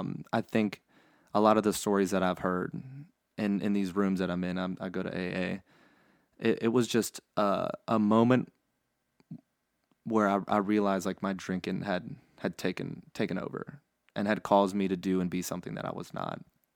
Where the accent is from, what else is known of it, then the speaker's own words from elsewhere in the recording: Baton Rouge, Louisiana, United States; also born or lived in New Orleans; I was born and raised here in Louisiana and in Baton Rouge, or born in New Orleans actually.